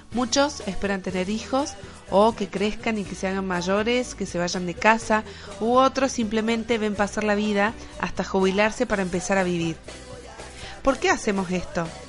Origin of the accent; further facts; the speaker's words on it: Argentina; moved away as an adult; now in Spain; Como argentinos, decidimos dejar toda nuestra vida para empezar una nueva vida en otro rincón del mundo. España para nosotros es nuestro nuevo hogar